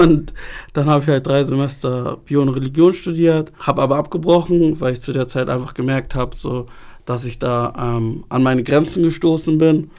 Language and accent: German; Hamburg, Germany; Ich bin in Hamburg geboren, habe aber ghanaische Wurzeln